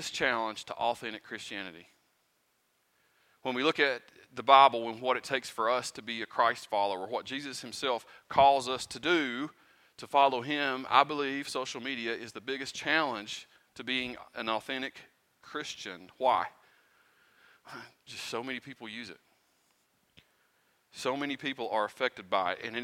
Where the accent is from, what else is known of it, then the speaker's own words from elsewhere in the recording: Pound, United States; moved away; I'm not originally from here. I'm from Pound.